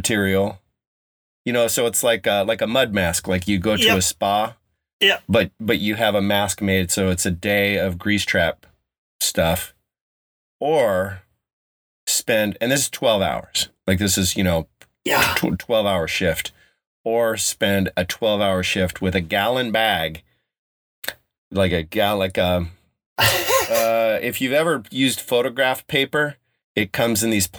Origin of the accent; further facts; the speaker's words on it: Colorado, United States; moved away as an adult; also born or lived in California; growing up in Colorado